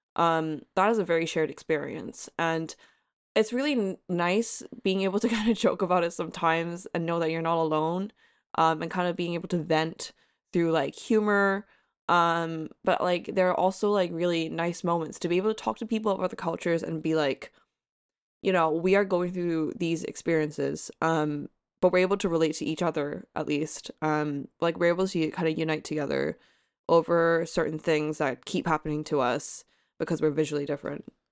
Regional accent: Hong Kong; accent: American; moved away; nationality-wise, I am from Hong Kong, and I'm a Hong Konger

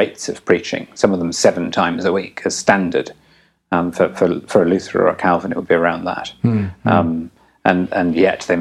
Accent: England, United Kingdom; I'm English

